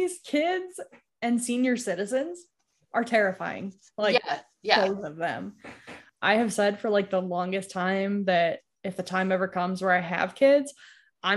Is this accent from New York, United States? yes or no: yes; New York, United States; near where I grew up in New York